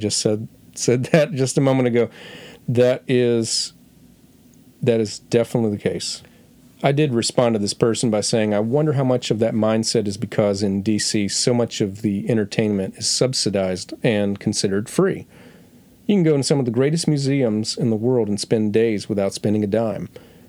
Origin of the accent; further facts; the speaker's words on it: North Carolina, United States; Okay, so everyone knows I'm coming from North Carolina.